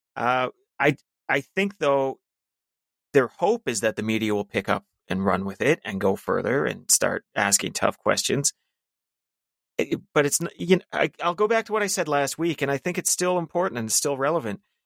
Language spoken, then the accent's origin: English; Canada; as a Canadian